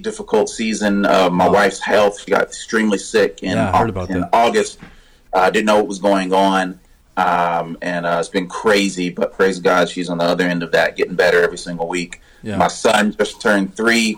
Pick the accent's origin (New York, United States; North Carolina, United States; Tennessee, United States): North Carolina, United States; moved away; I'm originally from North Carolina. I'm a Southern boy